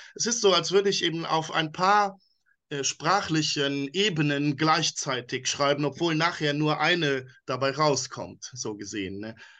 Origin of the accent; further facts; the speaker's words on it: Luxembourg; first language Luxembourgish; German is a second language; Meine Muttersprache ist Luxemburgisch, da meine Mutter ja aus Luxemburg stammt